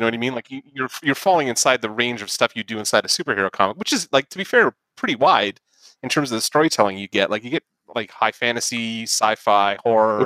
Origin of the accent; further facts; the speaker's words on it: St. Catharines, Ontario, Canada; we're from St. Catharines